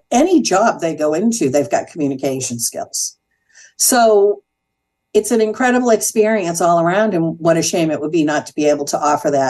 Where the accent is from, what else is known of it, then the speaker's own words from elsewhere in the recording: New England, United States; now in Danville, United States; When I relocated 27 years ago from New England, one of my fears is that I wasn't going to have access to the kinds of things culturally that I had back east.